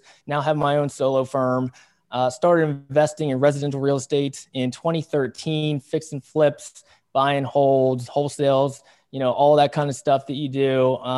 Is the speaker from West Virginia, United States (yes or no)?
yes; West Virginia, United States; now in San Diego, United States; I grew up in West Virginia, really small town, blue collar